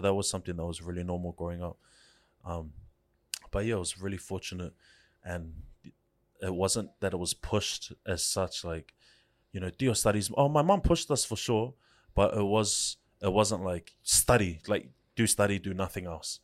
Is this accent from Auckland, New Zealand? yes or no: yes; Auckland, New Zealand; I grew up in Central for, I think, maybe the first eight years of my life